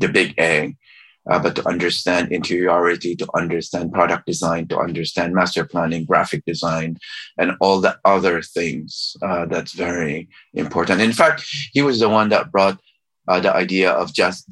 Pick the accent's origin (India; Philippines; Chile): Philippines; moved away; also born or lived in California / Cambridge, Massachusetts; I was Chinese from the Philippines.